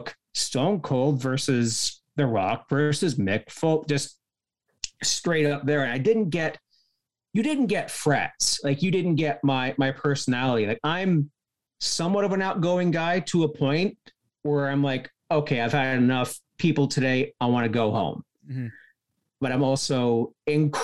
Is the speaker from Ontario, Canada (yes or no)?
yes; Cannington, Ontario, Canada; my hometown of Cannington